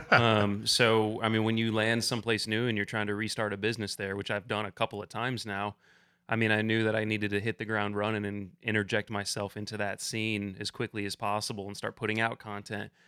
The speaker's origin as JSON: {"language": "English", "area": "just outside of Ann Arbor", "region": "Southeast Michigan", "country": "United States", "also_born_or_lived": "the American West", "moved": "as an adult", "lives_now": "Kentucky, United States", "said": "I'm from Southeast Michigan originally, just outside of Ann Arbor, and that's where I got into climbing"}